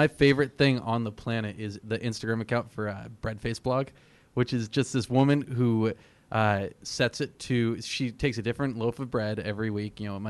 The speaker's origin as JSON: {"language": "English", "region": "New Hampshire", "country": "United States", "said": "I'm from New Hampshire."}